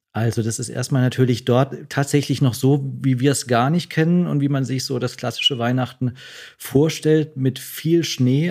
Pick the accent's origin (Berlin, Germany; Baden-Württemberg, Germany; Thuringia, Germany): Baden-Württemberg, Germany; Freiburg; accent: Alemannic; moved away; ich komme jetzt auch aus Freiburg, da bin Alemannisch bin ich aufgewachsen